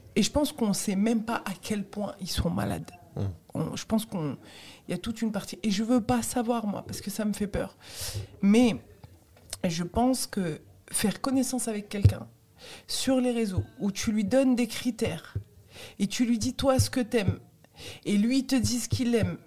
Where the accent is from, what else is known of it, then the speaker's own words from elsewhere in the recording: France; also born or lived in Tunisia (origin/ancestry); je suis française